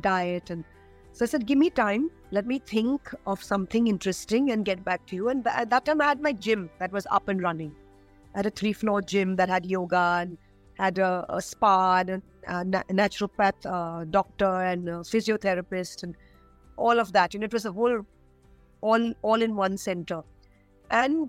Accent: India; As an Indian woman

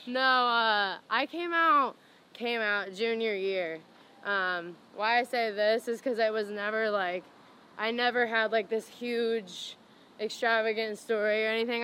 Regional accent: Indiana, United States; I grew up in Indiana

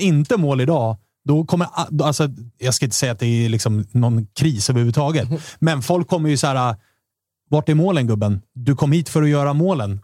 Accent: Stockholm, Stockholm County, Sweden; vi stockholmare

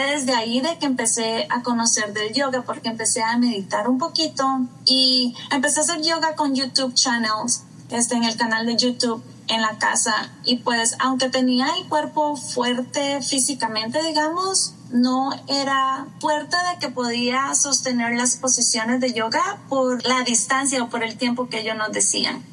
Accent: Costa Rica; moved away as an adult; now in New York, United States; soy de Costa Rica, por eso me dijiste estica y soy nacida y criada en Costa Rica, pero me vine a vivir a New York hace 14 años ya

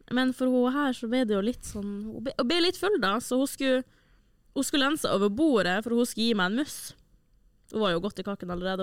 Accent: Senja, Troms, Norway; now in Trondheim, Norway; fra Senja, der jeg er fra

